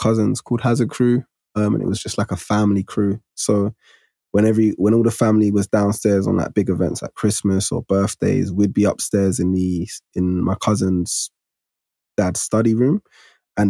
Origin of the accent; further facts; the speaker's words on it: London, United Kingdom; growing up where I grew up in Broccoli at the time, it was deemed as the hood at that time